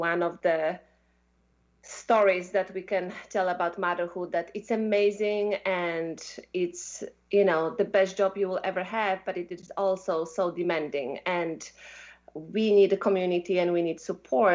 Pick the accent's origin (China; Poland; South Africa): Poland; moved away as an adult; also born or lived in Belgium; So I come from Poland. I'm half Russian, and I grew up in Poland, you know, through my childhood.